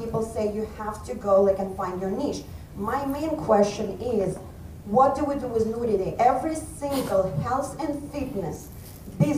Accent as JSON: {"language": "English", "country": "Belarus", "moved": "yes", "lives_now": "United States", "said": "I'm also from Belarus"}